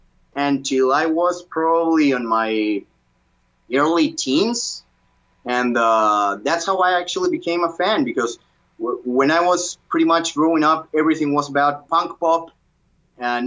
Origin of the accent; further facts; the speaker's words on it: Peru; English is a second language; I was born in Peru in 1985